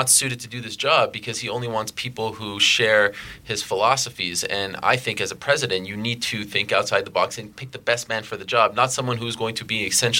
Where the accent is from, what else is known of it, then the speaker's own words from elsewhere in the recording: Montreal, Quebec, Canada; I grew up in Montreal